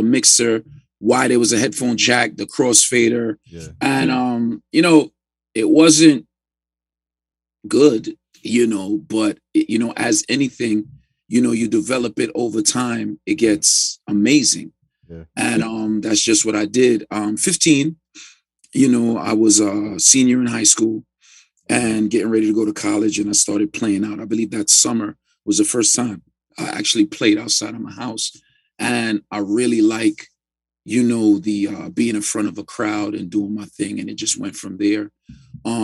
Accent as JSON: {"language": "English", "town": "New York City", "region": "New York", "country": "United States", "tie": "born or raised there", "said": "growing up in Brownsville, Brooklyn"}